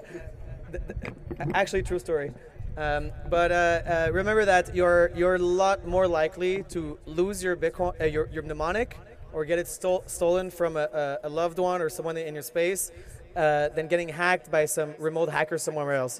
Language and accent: English; Canada; I'm a Canadian citizen